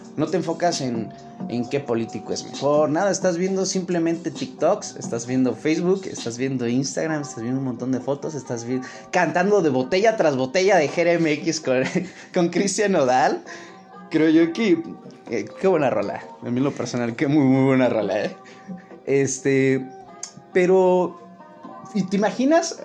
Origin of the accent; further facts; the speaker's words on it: Mexico City, Mexico; más que conocido como El Chilango